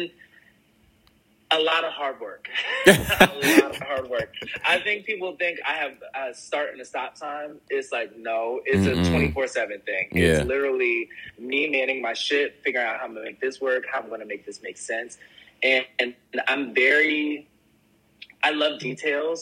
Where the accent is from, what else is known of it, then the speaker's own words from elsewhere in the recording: Willingboro, New Jersey, United States; growing up in Willingboro